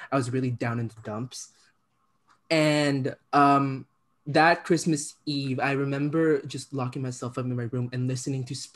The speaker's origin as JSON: {"language": "English", "country": "Philippines", "moved": "yes", "said": "I'm an immigrant child, right? I'm from the Philippines originally, and in the Philippines, uh, K-pop is like a huge export."}